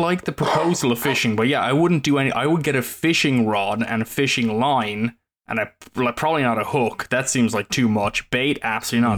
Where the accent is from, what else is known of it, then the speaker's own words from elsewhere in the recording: Ireland; now in United States; that's just part of being Irish